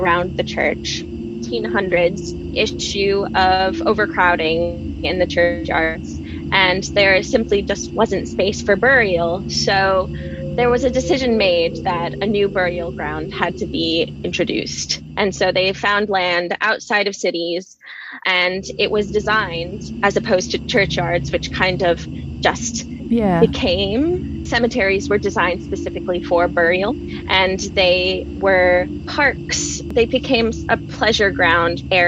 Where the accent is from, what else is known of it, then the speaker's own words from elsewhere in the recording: United States; moved away as an adult; also born or lived in Lincoln, United Kingdom; now in United Kingdom; I'm originally from the United States